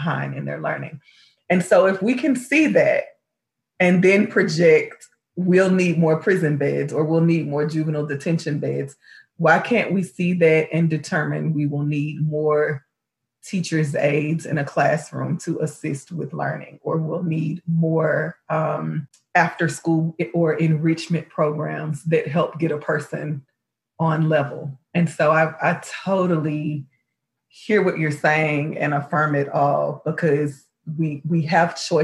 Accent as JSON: {"language": "English", "town": "Houston", "region": "Texas", "country": "United States", "said": "I'm from Houston"}